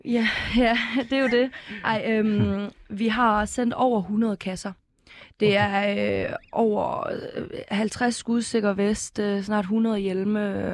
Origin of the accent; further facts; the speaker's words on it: Ukraine; som ukrainer